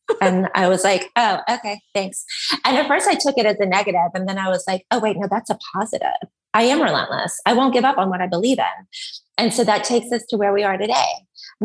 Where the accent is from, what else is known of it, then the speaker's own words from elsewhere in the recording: Columbus, Georgia, United States; I'm from Columbus, Georgia in the deep South